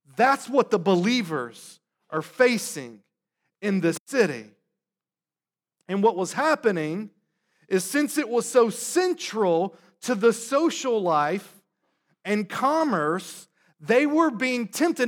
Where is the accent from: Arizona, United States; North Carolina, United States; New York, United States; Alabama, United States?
North Carolina, United States; now in Boston, United States; I'm from the South, grew up in North Carolina.